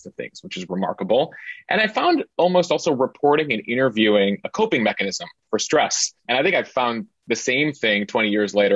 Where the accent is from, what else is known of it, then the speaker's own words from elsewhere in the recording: Chicago, Illinois, United States; moved away as an adult; I'm originally from the Chicago area